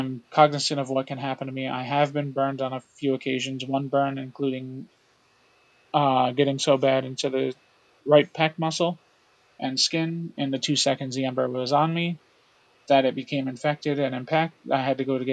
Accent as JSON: {"language": "English", "area": "Orange County", "region": "New York", "country": "United States", "tie": "born or raised there", "said": "I was born and raised in Orange County, New York"}